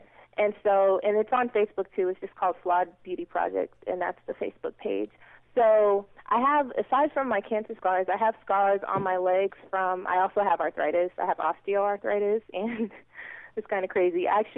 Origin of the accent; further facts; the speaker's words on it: Boston, Massachusetts, United States; So there's this photographer in Boston, which I'm from Boston